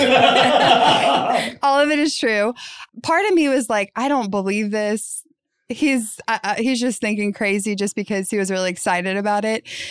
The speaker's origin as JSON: {"language": "English", "town": "New Orleans", "region": "Louisiana", "country": "United States", "tie": "born or raised there", "said": "I was born and raised in New Orleans"}